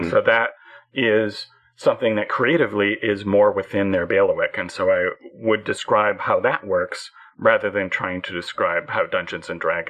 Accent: Canada; whatever else is going on, whatever else happened today, I'm Canadian.

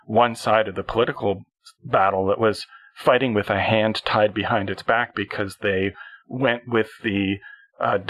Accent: Canada; I am a Canadian

